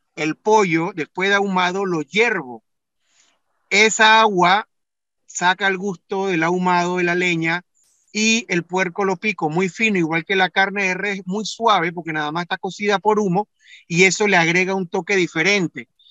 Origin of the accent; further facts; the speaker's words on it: Panama; mis padres nacieron en Panamá, mis hermanos, mis tíos, mis primas, mis primos todos nacimos en Panamá, ya somos segunda generación de panameños